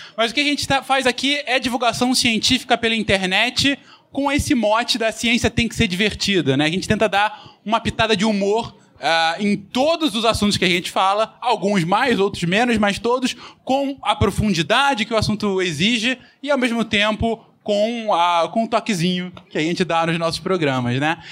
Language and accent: Portuguese; São Paulo, Brazil; nós quatro somos aqui de São Paulo